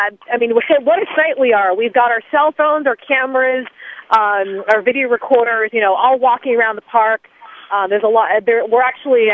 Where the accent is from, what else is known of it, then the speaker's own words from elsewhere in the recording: North Andover, Massachusetts, United States; That's where I grew up in North Andover